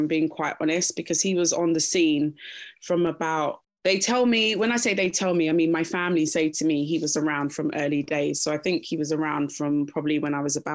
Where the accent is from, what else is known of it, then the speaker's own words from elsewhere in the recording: London, United Kingdom; also born or lived in Kingston upon Thames; I was born there and raised there until I was about 8 years old. And then I moved to Roehampton, pretty much spent time in Roehampton